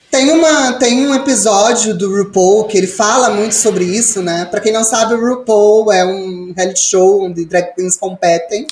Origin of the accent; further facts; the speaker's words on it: Ponta Grossa, Paraná, Brazil; moved away; nesse momento eu tô morando de volta na minha cidade natal, aqui em Ponta Grossa